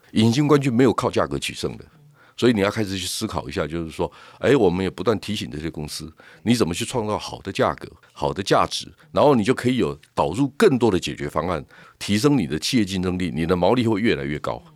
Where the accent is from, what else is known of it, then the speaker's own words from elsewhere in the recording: Taiwan; 我们在台湾